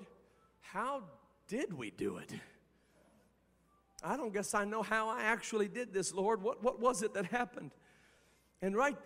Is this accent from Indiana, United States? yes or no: yes; Indiana, United States; moved away as an adult; now in Cincinnati, United States; I went back home to my home state of Indiana